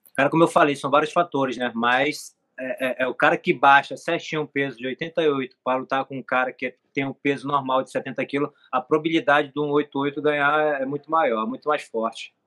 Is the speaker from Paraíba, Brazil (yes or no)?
no; Manacapuru, Amazonas, Brazil; now in Rio de Janeiro, Brazil; eu nasci em Manacapuru, que é o interior de Manaus